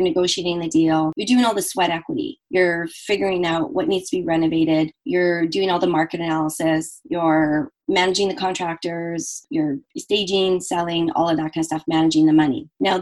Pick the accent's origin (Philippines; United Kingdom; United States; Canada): Canada; I am Canadian